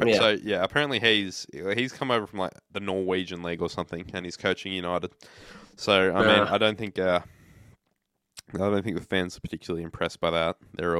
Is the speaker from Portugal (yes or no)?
no; Australia; I'm Australian? It's not like I'm English.